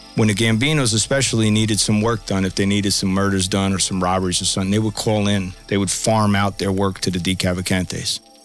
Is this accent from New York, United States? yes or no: no; Bayonne, New Jersey, United States; I grew up in a city called Bayonne, New Jersey, just outside of Manhattan.